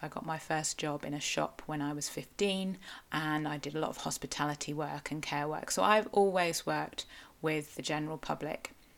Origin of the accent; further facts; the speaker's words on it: Cornwall, South West England, United Kingdom; I am a Cornish writer, blogger, podcaster